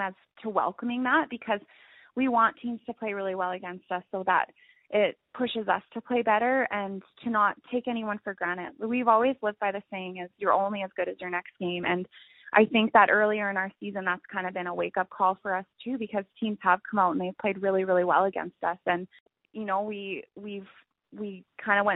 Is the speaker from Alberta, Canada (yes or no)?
yes; Alberta, Canada; we're from Alberta